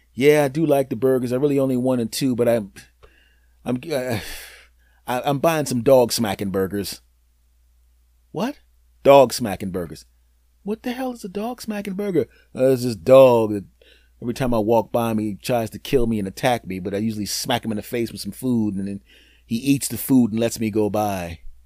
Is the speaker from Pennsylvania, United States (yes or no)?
yes; Philadelphia, Pennsylvania, United States; I'm originally from Philadelphia